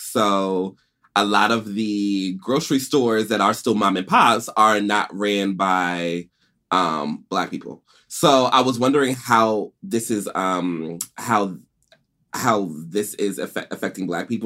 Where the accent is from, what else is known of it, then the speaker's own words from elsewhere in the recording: Stony Brook, New York, United States; also born or lived in Atlanta; I'm a real New Yorker, too. I was born in Stony Brook Hospital